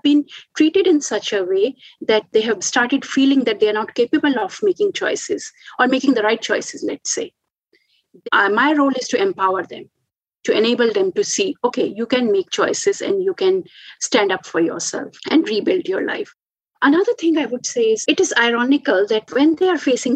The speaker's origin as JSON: {"language": "English", "country": "India", "moved": "yes", "lives_now": "Australia", "said": "I'm from India"}